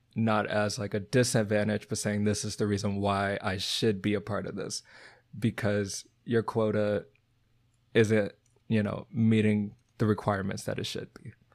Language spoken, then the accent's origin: English; Texas, United States; moved away; also born or lived in Virginia / Boston; I'm from Texas, but I was from the city